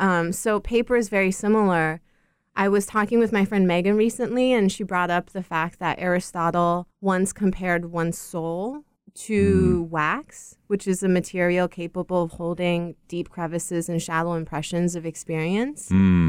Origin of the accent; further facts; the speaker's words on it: China; because I grew up in China in a metropolis, and it was very difficult to experience or understand scale within a city that had very little negative space.